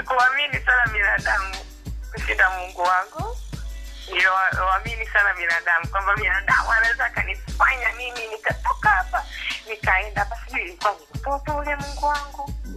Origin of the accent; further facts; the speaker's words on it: Dar es Salaam, Tanzania; nimezaliwa Dar es